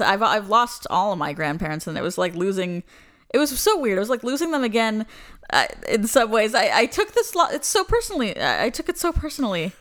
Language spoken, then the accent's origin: English; Florida, United States; I'm from Florida